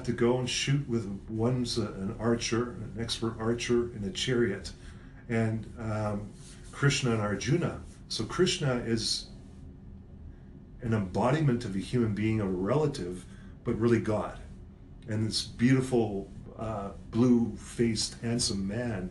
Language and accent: English; Vancouver, British Columbia, Canada; moved away as an adult; now in Calgary, Canada; I'm from Vancouver